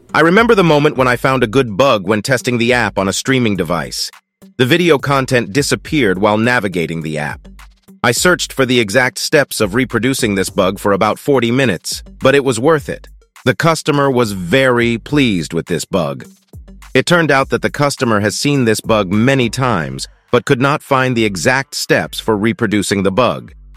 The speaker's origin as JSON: {"language": "English", "region": "Kherson Oblast", "country": "Ukraine", "also_born_or_lived": "Kazakhstan / Dresden, Germany", "said": "I am from Ukraine, from the Kherson region."}